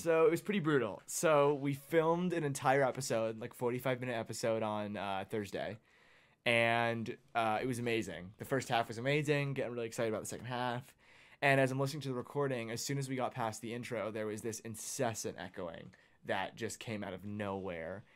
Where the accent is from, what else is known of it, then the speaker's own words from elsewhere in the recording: Phoenix, Arizona, United States; moved away as an adult; now in Spokane, United States; I'm from Phoenix, Arizona